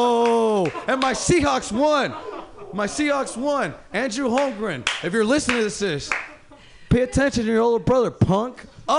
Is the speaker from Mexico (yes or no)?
yes; Mexico; English is a second language; moved away; I'm from Mexico.